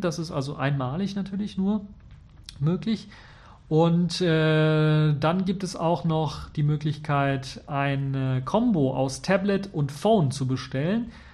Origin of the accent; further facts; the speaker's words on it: Germany; hier bei uns in Deutschland